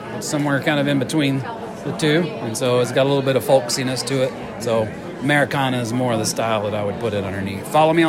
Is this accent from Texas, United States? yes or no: yes; Cleburne, Texas, United States; now in Midlothian, United States; I'm from Cleburne, Texas, is where I grew up, but I live in Midlothian now.